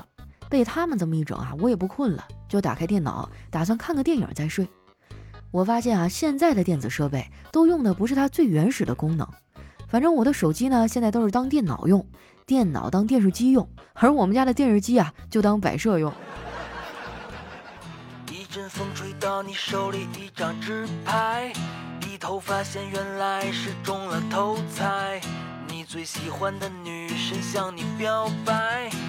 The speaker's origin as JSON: {"language": "Chinese", "region": "Guangdong", "country": "China", "tie": "born or raised there", "said": "真的每时每刻都想回到我的家乡广东啊！"}